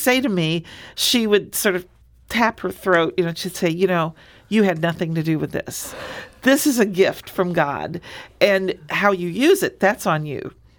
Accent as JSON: {"language": "English", "town": "Springfield", "region": "Illinois", "country": "United States", "tie": "born there", "said": "I was born in Springfield. My family is all from Southern Illinois, in Alexander and Jackson County"}